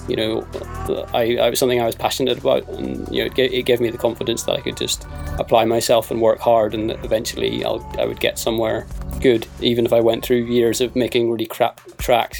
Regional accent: Belfast, Northern Ireland, United Kingdom; now in London, United Kingdom; I was born in Belfast

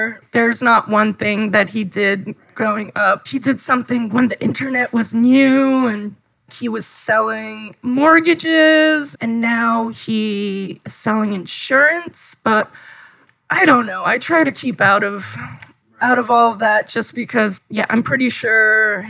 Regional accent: Fort Lee, New Jersey, United States; also born or lived in Queens, New York; Grew up mostly in Jersey

